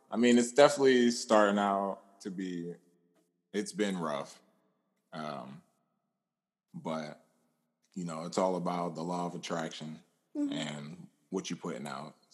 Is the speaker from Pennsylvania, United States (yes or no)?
yes; Pennsylvania, United States; now in Atlanta, United States